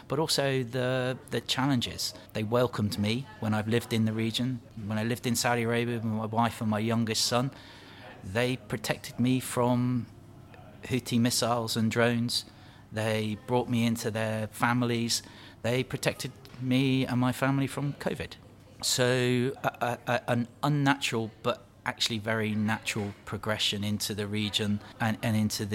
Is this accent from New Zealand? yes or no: no; Plymouth, South West England, United Kingdom; I grew up in Plymouth, went to the local primary school